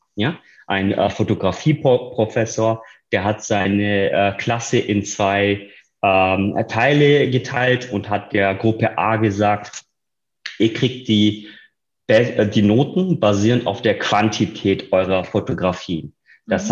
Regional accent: near Reutlingen, Baden-Württemberg, Germany; moved away as an adult; now in Berlin, Germany; ich selbst komme aus dem Süden Deutschlands, aus der Nähe von Reutlingen, wo ich geboren bin und studiert habe

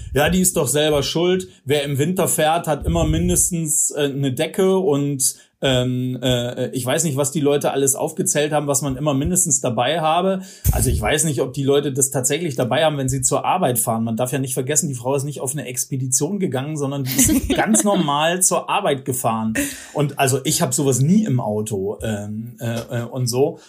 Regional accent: Northern Germany, Germany; now in Oberreitnau, Germany; ich stamme ja aus Norddeutschland

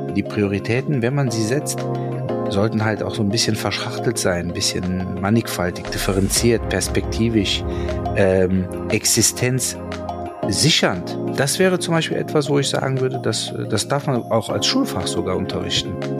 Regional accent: Cologne, North Rhine-Westphalia, Germany; fühle ich mich natürlich als gebürtiger Kölner als Kölner, aber auch als Deutscher

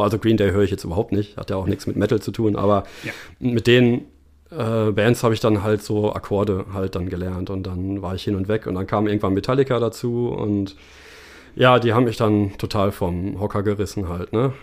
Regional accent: Bielefeld, North Rhine-Westphalia, Germany; Ja, tatsächlich ganz langweilig in Bielefeld.

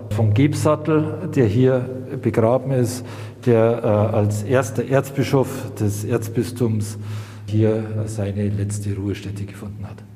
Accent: Munich, Bavaria, Germany; born there; im Herzen Münchens, als geborener Münchner, als Pfarrer tätig zu sein

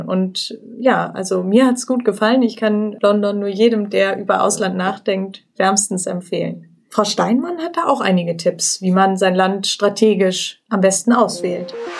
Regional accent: Cologne area, North Rhine-Westphalia, Germany; Ich komme nämlich auch aus der Gegend

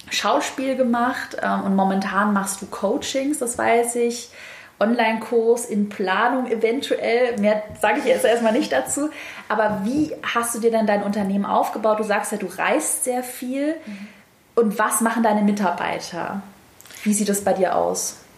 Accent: Baden-Württemberg, Germany; accent: Swabian; Und ich habe einen leicht schwäbischen Dialekt, aber genauso bin ich.

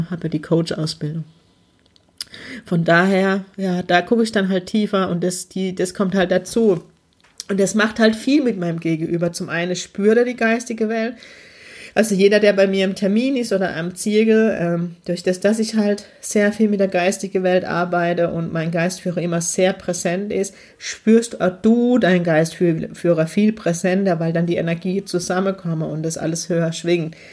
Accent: Heidelberg, Baden-Württemberg, Germany; ersten Workshop starten, auch im schönen Heidelberg. Ich dachte, ich bin mutig und verkack's gleich in meiner Heimat.

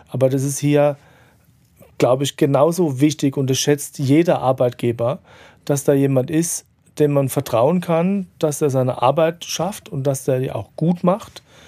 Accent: Mannheim, Baden-Württemberg, Germany; in meiner Heimatstadt

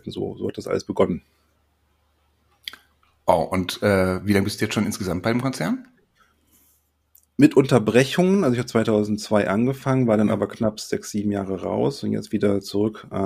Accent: Sylt, Schleswig-Holstein, Germany; Wobei ich bin eigentlich Norddeutscher, eigentlich sage ich Moin.

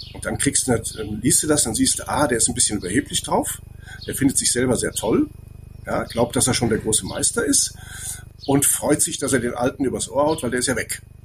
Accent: Andernach, Rhineland-Palatinate, Germany; ich komme aus Andernach, da gibt es den Kranenberg

